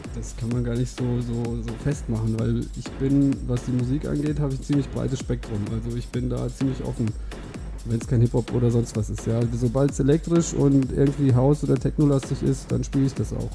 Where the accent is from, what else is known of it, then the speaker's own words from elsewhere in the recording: Hintermeilingen, Hesse, Germany; ich bin 32, komme aus Hintermeilingen, das ist in der Nähe von Limburg.